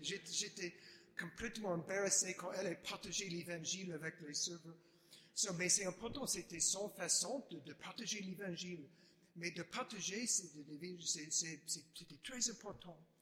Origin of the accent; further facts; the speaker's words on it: Chicago, Illinois, United States; French is a second language; now in Washington, D.C., United States; je ne suis pas français, je suis américain, je suis né à Chicago